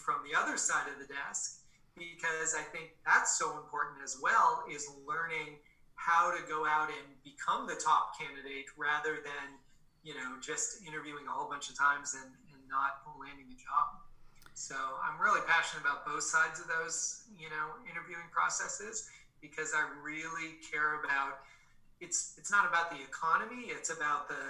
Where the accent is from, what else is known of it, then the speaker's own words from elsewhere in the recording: Boston, Massachusetts, United States; I was born in Boston, Massachusetts, a couple blocks from Fenway Park.